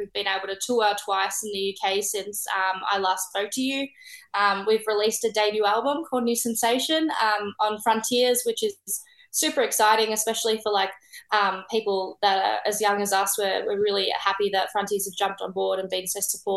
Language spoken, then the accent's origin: English; Melbourne, Victoria, Australia; here in Melbourne, my hometown